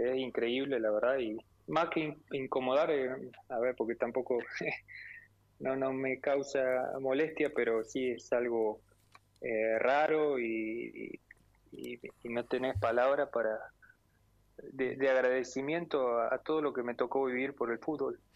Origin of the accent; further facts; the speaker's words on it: Porteña, Córdoba, Argentina; moved away; siendo de un pueblo muy chiquito